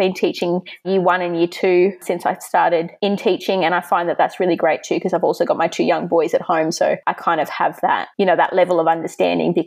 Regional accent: Sydney, New South Wales, Australia; I'm from Sydney, Australia

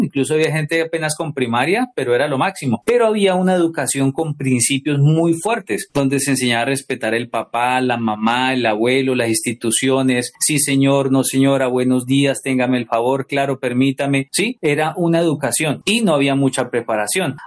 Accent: Colombia; aquí en Colombia escuchábamos salsa

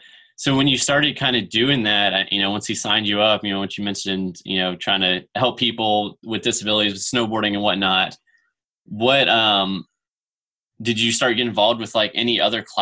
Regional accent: Virginia, United States; moved away; my home state of Virginia.

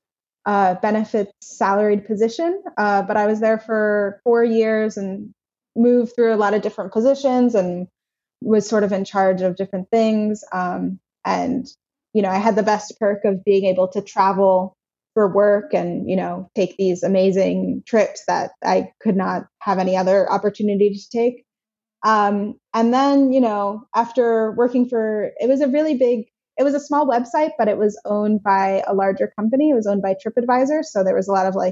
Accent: New Jersey, United States; moved away; growing up in New Jersey

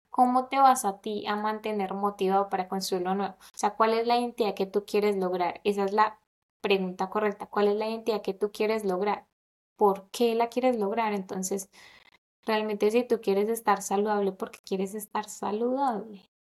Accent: Colombia; moved away; also born or lived in London; nací en Colombia

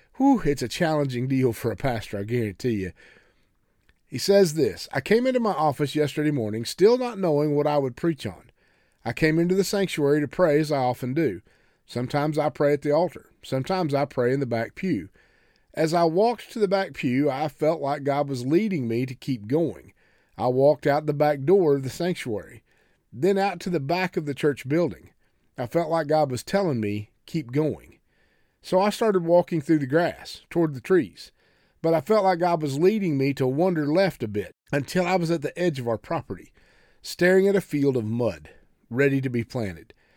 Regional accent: Oklahoma, United States; I come from farm ground. I come from Oklahoma and, and, and the old red dirt country

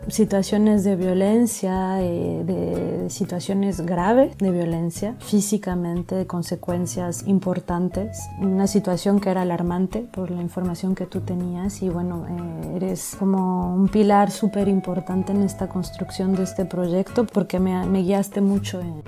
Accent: Mexico; moved away as an adult; now in Lyon, France; soy mexicana

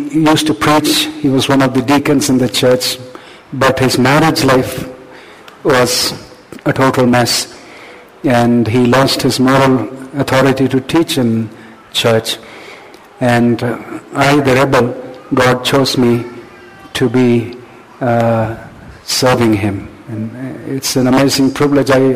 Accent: Chennai, Tamil Nadu, India; I grew up in Chennai, okay? I grew up in Chennai

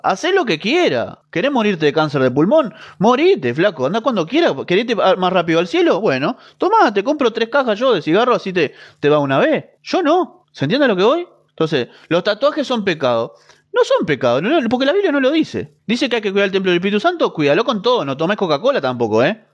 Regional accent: Uruguay; yo también soy de Uruguay, Mercedes, así que estamos acá cerquita

